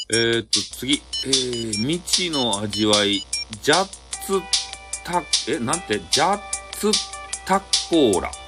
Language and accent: Japanese; Fukuoka, Japan; 博多の人間